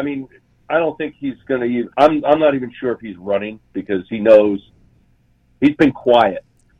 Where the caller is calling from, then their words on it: Salt Lake City, Utah, United States; Salt Lake City, Utah.